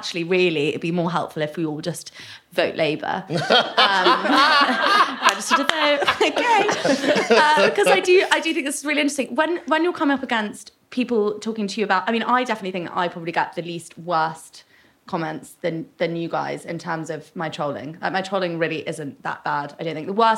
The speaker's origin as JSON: {"language": "English", "country": "United Kingdom", "said": "as British people"}